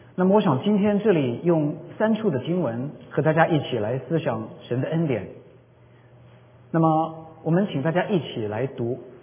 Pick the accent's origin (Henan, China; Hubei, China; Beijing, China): Hubei, China; Jingzhou; now in United States; 我在我的老家湖北荆州，就是刘备关羽的那个荆州